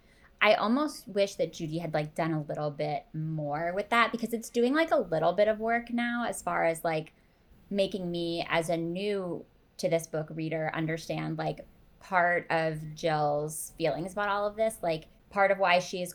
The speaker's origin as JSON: {"language": "English", "region": "Pennsylvania", "country": "United States", "said": "I am from Pennsylvania."}